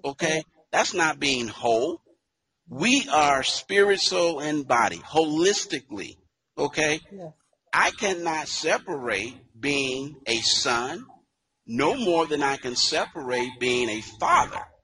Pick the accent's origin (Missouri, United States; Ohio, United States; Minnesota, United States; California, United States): Ohio, United States; Dayton; a native, as you mentioned, of Dayton, Ohio